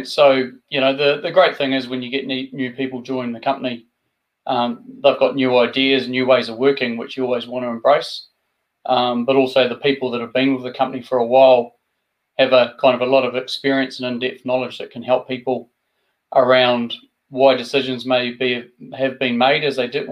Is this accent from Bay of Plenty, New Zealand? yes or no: no; Invercargill, Southland, New Zealand; also born or lived in West Auckland, New Zealand; I was brought up in West Auckland and then migrated down to the deep south of Invercargill. So that's where I spent my schooling years